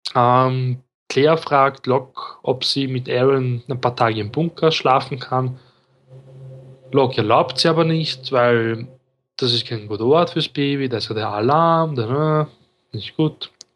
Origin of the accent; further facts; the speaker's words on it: Austria; ich bin Österreicher